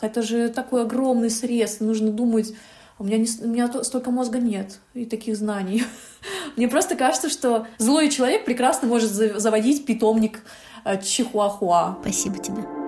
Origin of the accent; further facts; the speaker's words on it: Yalta, Crimea, Ukraine; я родилась в Ялте